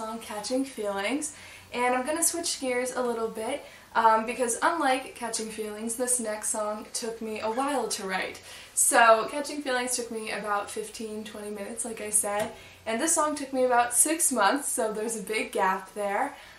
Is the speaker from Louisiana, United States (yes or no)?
no; Springfield, Massachusetts, United States; my hometown, Springfield, Massachusetts, which is where I was born and raised and which is where I still live today.